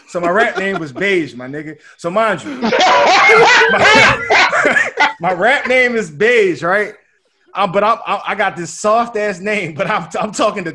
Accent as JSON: {"language": "English", "town": "Philadelphia", "region": "Pennsylvania", "country": "United States", "said": "I'm from Southwest Philly."}